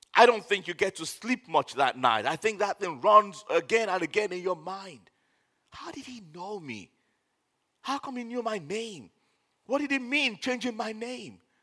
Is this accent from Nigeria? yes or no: yes; Nigeria; I'm a Nigerian